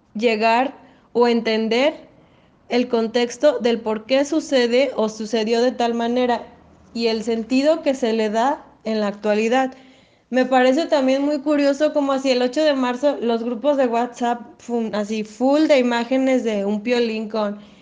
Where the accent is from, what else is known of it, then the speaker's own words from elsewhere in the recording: Lagos de Moreno, Jalisco, Mexico; Soy de Lagos de Moreno.